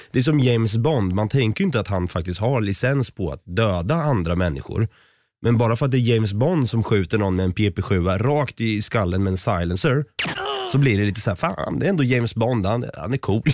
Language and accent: Swedish; Norrköping, Östergötland, Sweden; Jag är ju själv från Norrköping